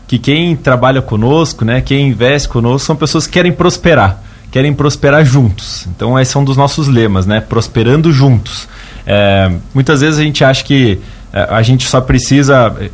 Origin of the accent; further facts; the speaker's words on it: Curitiba, Paraná, Brazil; Sou de Curitiba, Paraná. Ontem fiz um trajeto para chegar aqui em Lauro Miller. É, e sou natural de lá e, e, desenvolvo as atividades lá